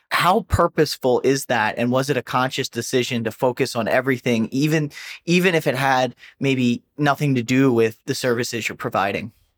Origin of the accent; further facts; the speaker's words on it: New Jersey, United States; I'm from New Jersey